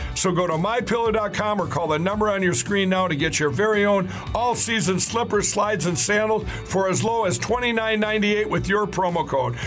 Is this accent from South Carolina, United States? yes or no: no; Illinois, United States; moved away; We're expats from Illinois.